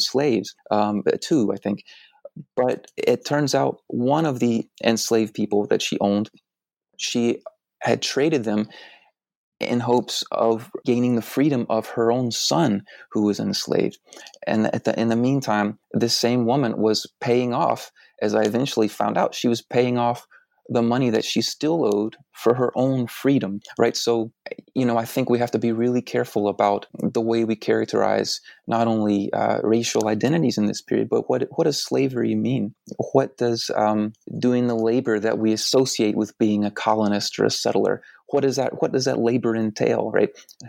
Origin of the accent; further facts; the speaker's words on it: Deep South, United States; I'm from the Deep South, right?